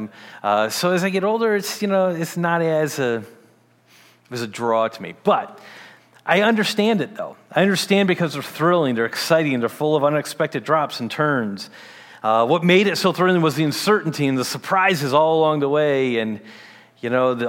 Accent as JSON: {"language": "English", "town": "Detroit", "region": "Michigan", "country": "United States", "tie": "born or raised there", "said": "as a teen, I grew up in Michigan, the Detroit area of Michigan"}